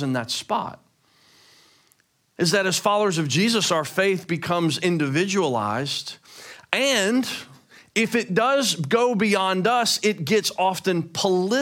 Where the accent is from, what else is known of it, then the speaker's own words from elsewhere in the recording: Memphis, Tennessee, United States; I'm from Memphis.